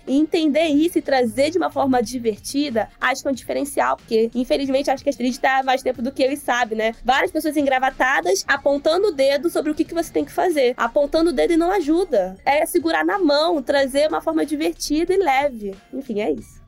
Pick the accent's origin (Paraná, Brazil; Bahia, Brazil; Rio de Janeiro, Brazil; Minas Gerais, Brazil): Rio de Janeiro, Brazil; Nova Iguaçu; Eu sou natural de Nova Iguaçu, Rio de Janeiro, na Baixada Fluminense. Continuo morando aqui